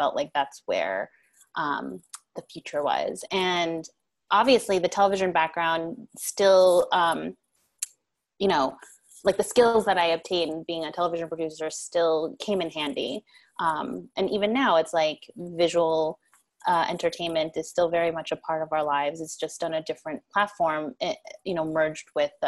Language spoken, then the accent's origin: English; New York, United States; also born or lived in Korea / Chicago; I'm a New Yorker.